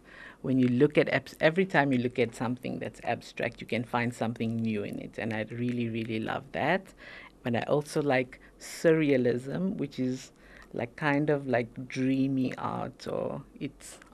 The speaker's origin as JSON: {"language": "English", "town": "Pretoria", "region": "Gauteng", "country": "South Africa", "tie": "born or raised there", "said": "I was born here in South Africa, in Pretoria"}